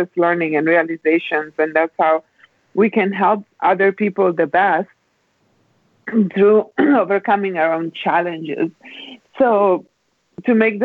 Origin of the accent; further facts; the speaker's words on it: Milan, Lombardy, Italy; moved away as an adult; also born or lived in Germany / Spain / Los Angeles / Northern California; now in California, United States; I was born and raised in Italy, and I stayed in Italy until I was 19 years old, and then I moved to Germany